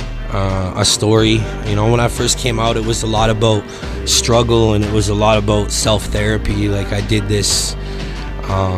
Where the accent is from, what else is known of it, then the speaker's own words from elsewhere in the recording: Victoria, British Columbia, Canada; moved away as an adult; now in Calgary, Canada; I'm originally from Victoria, BC. And I moved out here 7 years ago